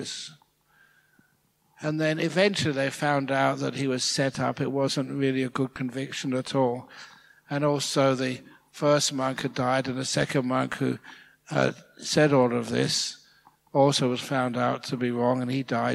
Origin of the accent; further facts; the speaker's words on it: England, United Kingdom; also born or lived in Thailand; now in Australia; I'm English. That's where I was born.